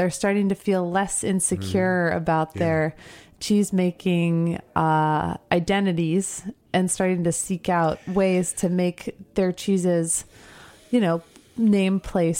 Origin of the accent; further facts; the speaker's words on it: Libertyville, Illinois, United States; In my case, I grew up in Libertyville.